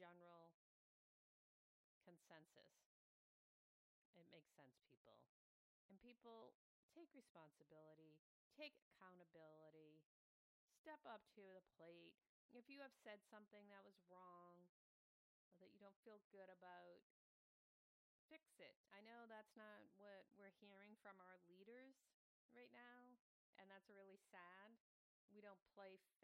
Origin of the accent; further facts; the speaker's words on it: Waltham, Massachusetts, United States; my hometown of Waltham, Massachusetts